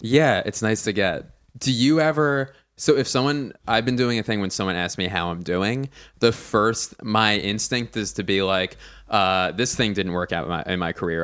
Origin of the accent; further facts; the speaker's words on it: Philadelphia, Pennsylvania, United States; now in Los Angeles, United States; I don't say I'm like from LA because I'm from Philly